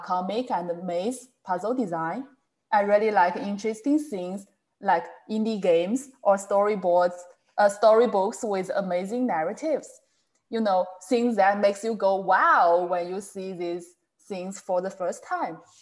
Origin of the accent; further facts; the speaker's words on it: China; from China